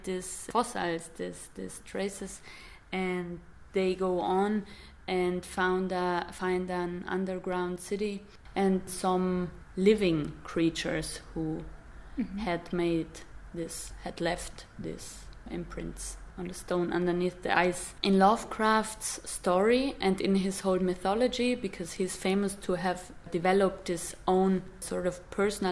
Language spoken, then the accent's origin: English; Dolomites, Italy; moved away; where I come from the Dolomites, these mountains in Italy